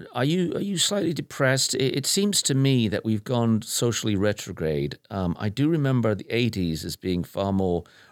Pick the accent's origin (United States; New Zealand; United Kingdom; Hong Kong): United Kingdom; I was born and raised in Britain